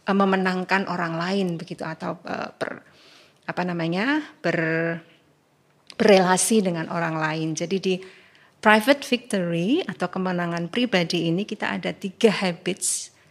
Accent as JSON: {"language": "Indonesian", "town": "Yogyakarta", "region": "Special Region of Yogyakarta", "country": "Indonesia", "tie": "born or raised there", "said": "Baik, lalu saya sejak lahir di Yogyakarta gitu ya."}